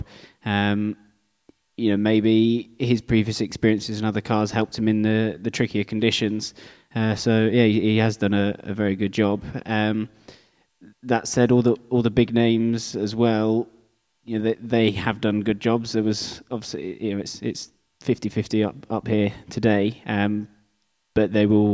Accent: United Kingdom; being British, I grew up driving in slicks in the rain

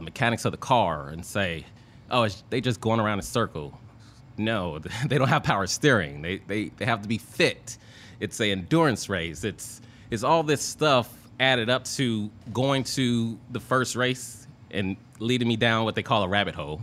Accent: Indiana, United States; I'm from Indiana

